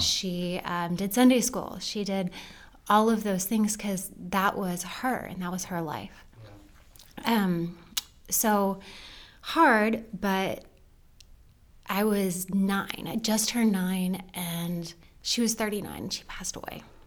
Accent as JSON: {"language": "English", "region": "rural Western Pennsylvania", "country": "United States", "tie": "born or raised there", "said": "I was born in Western Pennsylvania, rural Western Pennsylvania. Um, lived there with my mom and my dad and my brother"}